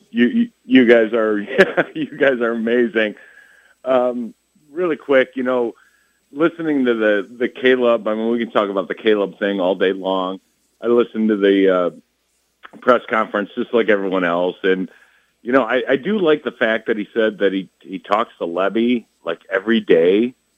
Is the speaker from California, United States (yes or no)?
no; Westmont, Illinois, United States; I'm from Westmont, Illinois